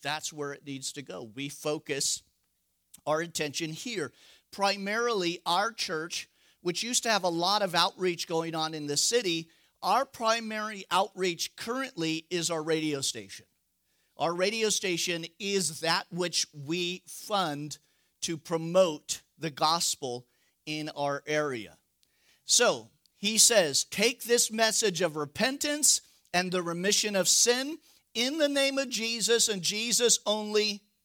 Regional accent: Northern California, United States; I'm from Northern California

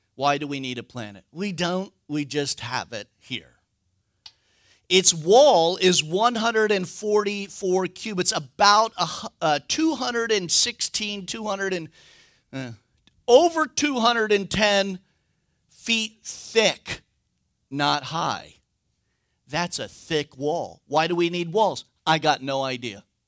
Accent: United States; as a American

